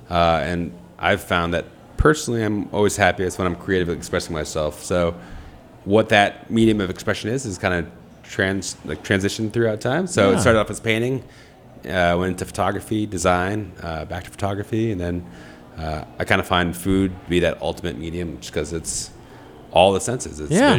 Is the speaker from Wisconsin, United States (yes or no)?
yes; Wisconsin, United States; born there; also born or lived in Detroit; I move around a lot. Originally, I was born in Wisconsin.